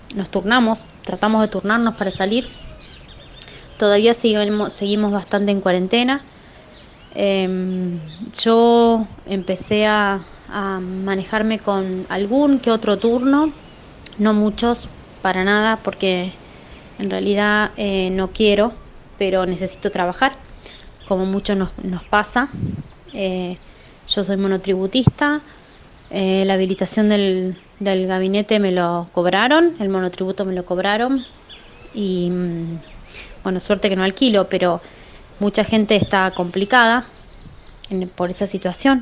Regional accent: Chivilcoy, Buenos Aires Province, Argentina; pertenecemos a Chivilcoy, somos de Chivilcoy.

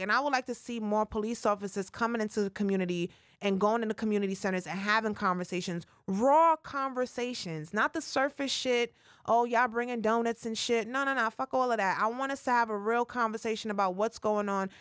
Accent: New York City, New York, United States; I'm from the Bronx, born and raised uptown.

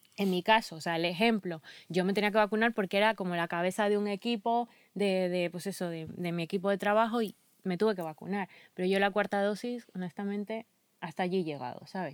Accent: Ecuador; moved away; soy ecuatoriana

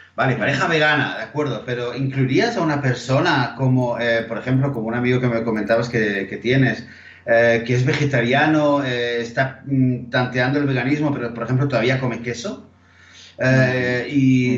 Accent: Barcelona, Catalonia, Spain; creciendo en Barcelona

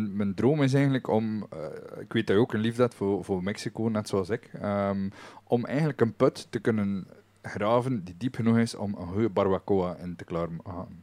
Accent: West Flanders, Belgium; ons nadeel als West-Vlamingen

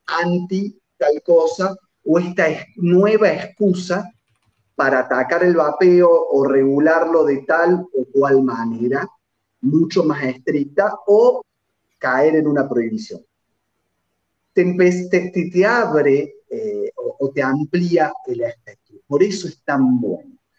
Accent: Argentina; los argentinos

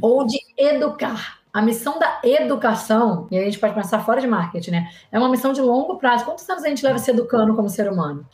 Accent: Rio de Janeiro, Brazil; sou carioca, então sou formada pela UFRJ

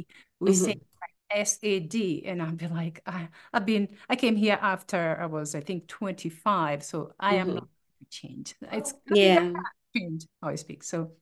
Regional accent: Kenya; now in United States; you came from Kenya, I came from Kenya to the US.

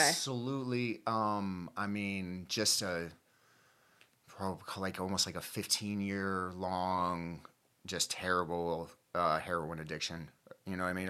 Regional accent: Gainesville, Florida, United States; I'm from Gainesville, Florida.

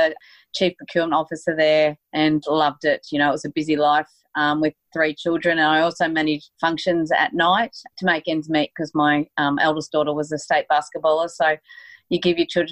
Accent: Horsham, Victoria, Australia; moved away as an adult; also born or lived in Brisbane, Queensland; I was located in Brisbane for 17 years, but I've actually moved back to a little country town in Victoria now called Horsham, which is where my mum and dad and my two sisters live

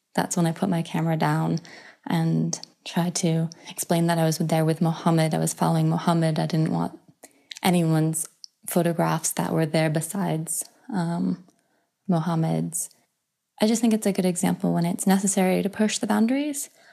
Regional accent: United States; I'm an American woman

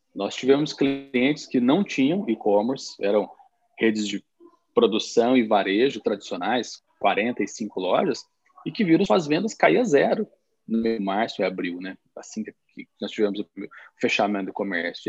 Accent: south of Minas Gerais, Brazil; also born or lived in Belo Horizonte region; now in Belo Horizonte, Brazil; eu venho do sul de Minas, moro em, em, na região de Belo Horizonte hoje, mas sou de uma região cafeeira

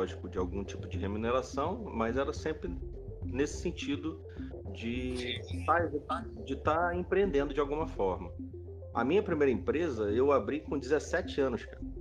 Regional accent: Rio de Janeiro, Brazil; Eu sou carioca, já tô com meus 41 anos, trabalho no Rio desde sempre

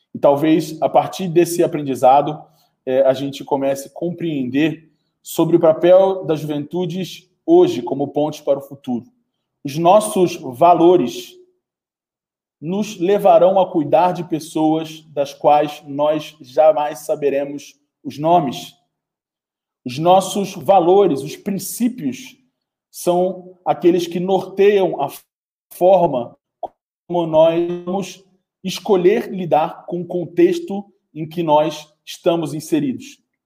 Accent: Brazil; Eu sou brasileiro, sou um jovem brasileiro, vivo no Brasil

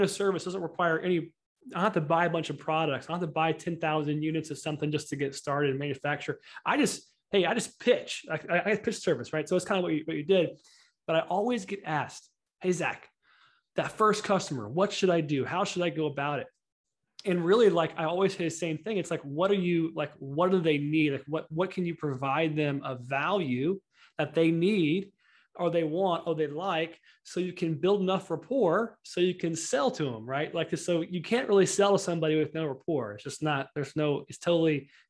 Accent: Houston, Texas, United States; I'm from Houston

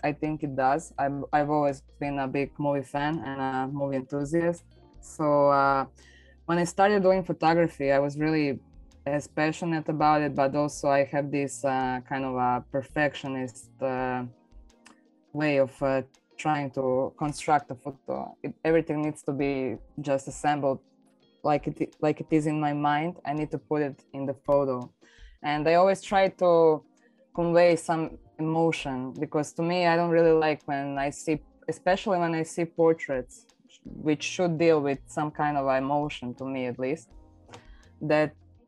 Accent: Zagreb, City of Zagreb, Croatia; I'm from Zagreb, Croatia

